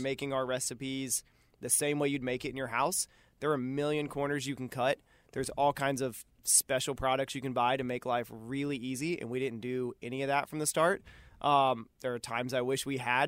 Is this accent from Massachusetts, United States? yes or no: no; Cary, North Carolina, United States; moved away as an adult; also born or lived in Boone, North Carolina / Colorado; now in Charlotte, United States; I'm from Cary, North Carolina, outside of Raleigh. Uh, my wife and I both grew up there